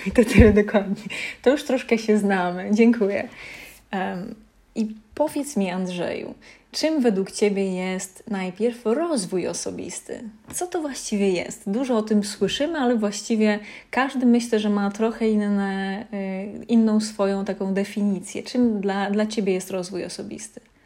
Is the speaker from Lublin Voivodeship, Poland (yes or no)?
no; Lesser Poland, Poland; ja pochodzę z takiej małej miejscowości w Małopolsce